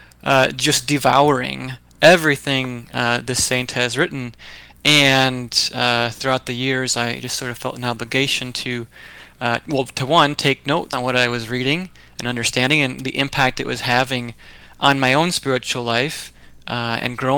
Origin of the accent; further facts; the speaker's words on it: Grand Rapids, Michigan, United States; also born or lived in Chicago, Illinois; I grew up in West Michigan. I'm from Grand Rapids, Michigan originally